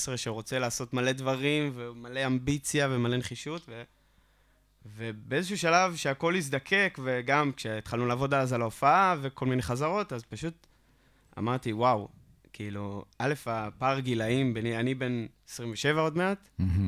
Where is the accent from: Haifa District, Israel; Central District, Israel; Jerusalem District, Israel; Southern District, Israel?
Central District, Israel; Hod HaSharon; אני לא מגיע מרחובות, אני תכלס מגיע מהוד השרון